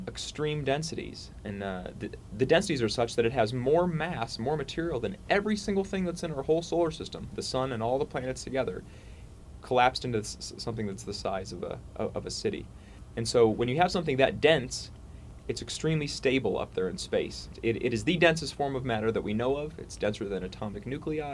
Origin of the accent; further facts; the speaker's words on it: Ohio, United States; also born or lived in Montreal, Canada; now in Charlottesville, United States; Originally I'm from Ohio